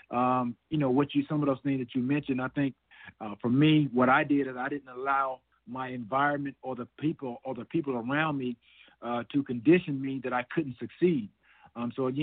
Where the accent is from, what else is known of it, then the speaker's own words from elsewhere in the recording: Alexander City, Alabama, United States; moved away as an adult; also born or lived in Chattanooga, Tennessee / Atlanta, Georgia; growing up in the South, going to church on Sundays